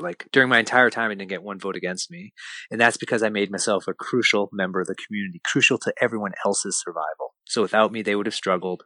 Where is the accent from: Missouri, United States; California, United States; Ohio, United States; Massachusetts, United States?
Massachusetts, United States; Lexington; we felt completely alone as a family growing up in Lexington, Massachusetts